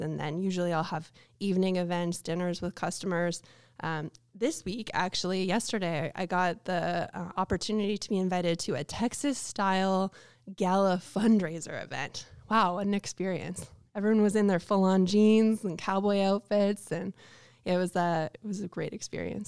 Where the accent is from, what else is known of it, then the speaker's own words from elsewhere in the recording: Canada; I'm Canadian